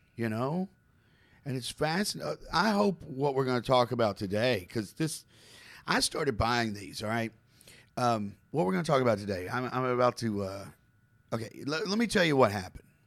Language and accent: English; Campbellsville, Kentucky, United States; I was born in Campbellsville, Kentucky, okay? Small town, right?